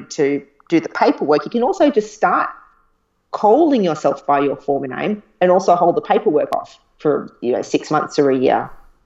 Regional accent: Queensland, Australia; I'm from Queensland.

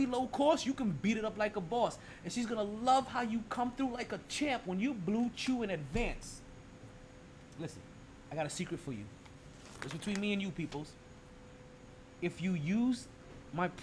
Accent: New York, United States; moved away; as a displaced New Yorker

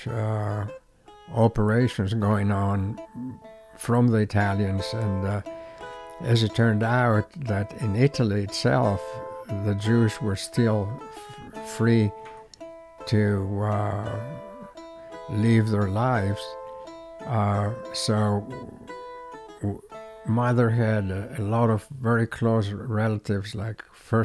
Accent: Athens, Attica, Greece; I was born in Athens, Greece, that rhymes, in 1935, April 1935

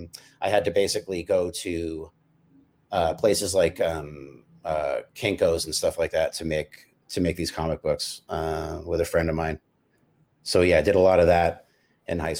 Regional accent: San Francisco, California, United States; I grew up in San Francisco on a hill called Potrero Hill

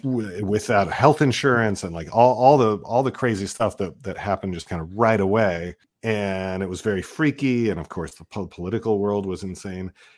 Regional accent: Seattle, Washington, United States; I come from Seattle, and there was the, just, just a fantastic scene there

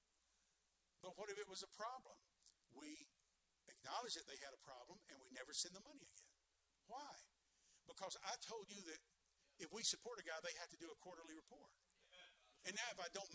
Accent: Deep South, United States; accent: Southern; moved away; also born or lived in New York; I was raised in the deep south

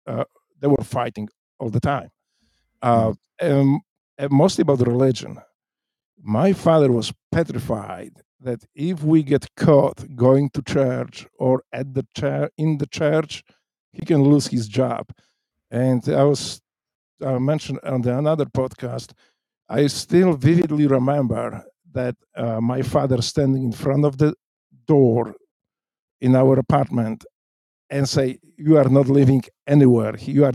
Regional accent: Zielona Góra, Lubusz Voivodeship, Poland; English is a second language; moved away as an adult; also born or lived in Łódź, Poland; now in United States; I grew up in a very small city. I was born in Lodz. My father was a communist. So he got a position in a little town in Poland called Zielona Góra, beautiful town. So my mom, I think I was 1 year old at the time. They moved to Zielona Góra.

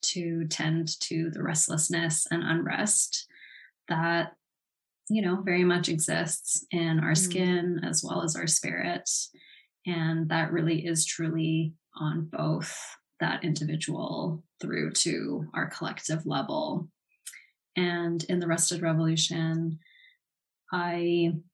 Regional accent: Los Angeles, California, United States; now in Vancouver, Canada; I was born on Tongva territory, also known as Los Angeles

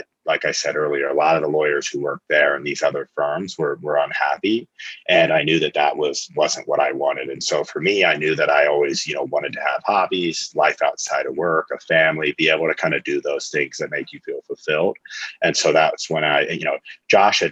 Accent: Lincoln, Nebraska, United States; moved away; I'm from Lincoln, Nebraska originally

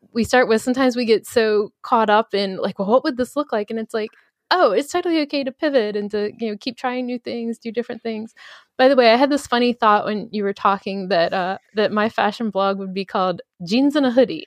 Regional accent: Baltimore, Maryland, United States; I'm from Baltimore

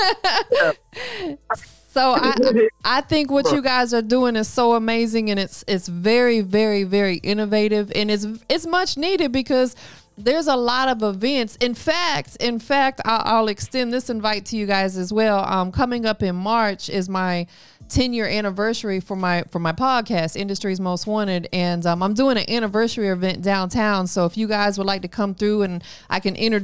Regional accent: Tampa, Florida, United States; now in Atlanta, United States; I'm from Tampa, Florida, but you know, I'm an ATLian now.

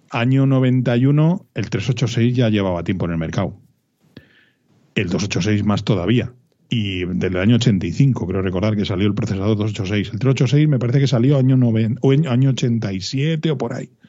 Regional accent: Madrid, Community of Madrid, Spain

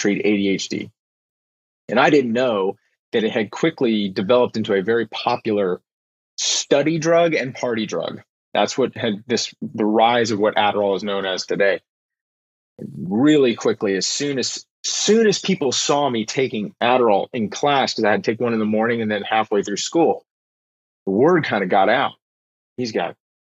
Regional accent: Houston, Texas, United States; also born or lived in Austin, Texas; we moved to Austin from Houston, Texas, right before I started high school

